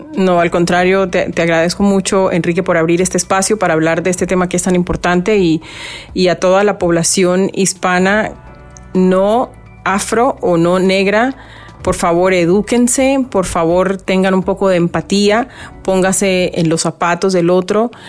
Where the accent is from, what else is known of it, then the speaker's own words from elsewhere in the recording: Colombian Pacific, Colombia; now in Miami, United States; el Pacífico colombiano, que es de donde yo soy.